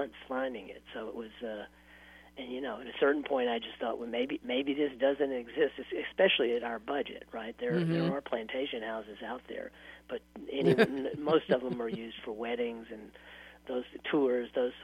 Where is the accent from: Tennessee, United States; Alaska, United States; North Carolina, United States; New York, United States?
Tennessee, United States; Nashville; moved away; I grew up in Nashville